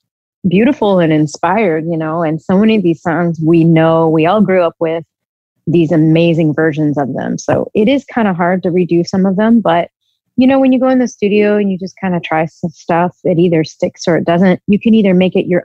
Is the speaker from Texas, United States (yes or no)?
yes; Texas, United States; I'm from Texas. I grew up in Texas